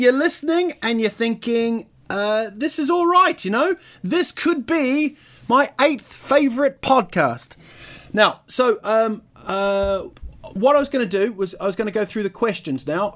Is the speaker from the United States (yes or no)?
no; New Zealand; also born or lived in United Kingdom; I was actually born in, in Britain, but I grew up in New Zealand.